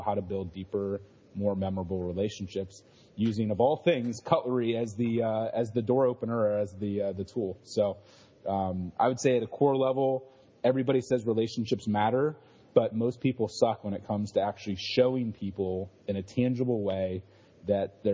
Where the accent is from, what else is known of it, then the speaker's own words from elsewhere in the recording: Ohio, United States; I grew up in Ohio, one of six kids